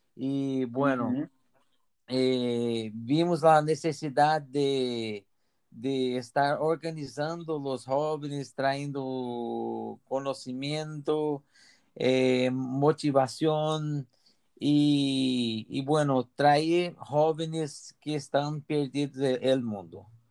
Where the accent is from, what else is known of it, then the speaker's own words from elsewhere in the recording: near Brasília, Federal District, Brazil; Spanish is a second language; moved away as an adult; now in Gavà, Spain; soy brasileño de cerca de Brasilia